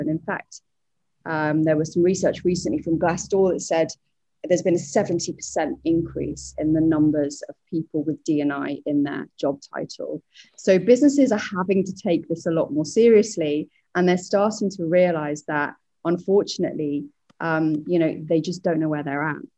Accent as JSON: {"language": "English", "country": "United Kingdom", "moved": "yes", "lives_now": "Singapore", "said": "I'm British, but I'm living over in Singapore"}